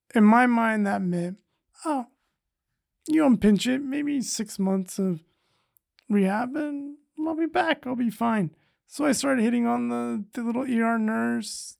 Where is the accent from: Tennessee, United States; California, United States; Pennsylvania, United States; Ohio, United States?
California, United States; Madera; Originally, I'm from, uh, the Central Valley in California